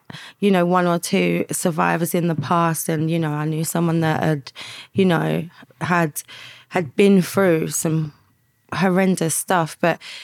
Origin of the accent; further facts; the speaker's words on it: London, United Kingdom; I grew up in East London, in on an estate